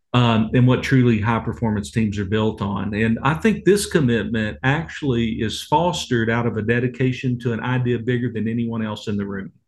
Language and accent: English; Waco, Texas, United States; I grew up in Waco, Texas